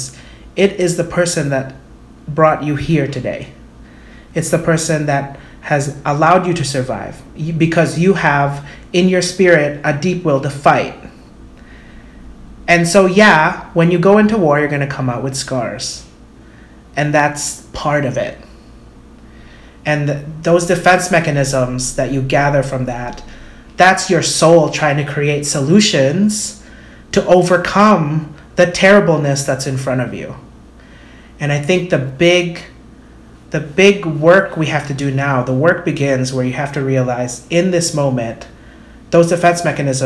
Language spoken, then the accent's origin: English; Philippines; I'm Filipino